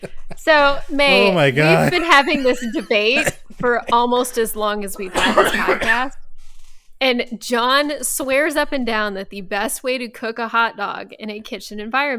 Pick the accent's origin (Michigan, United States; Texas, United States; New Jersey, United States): Texas, United States; as a Texan